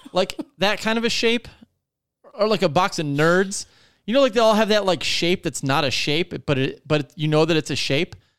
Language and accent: English; Detroit, Michigan, United States; we're from Detroit